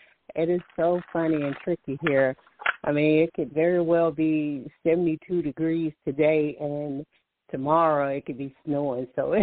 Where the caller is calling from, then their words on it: Alabama, United States; From Alabama.